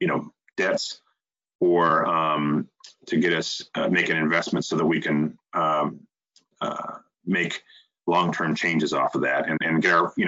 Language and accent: English; Flint, Michigan, United States; we're both from the Flint area